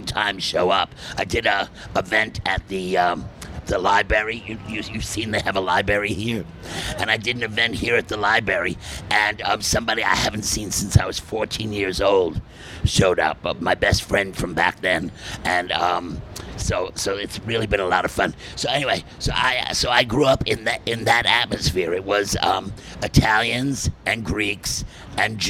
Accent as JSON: {"language": "English", "town": "New York City", "region": "New York", "country": "United States", "tie": "born or raised there", "also_born_or_lived": "Manhattan"}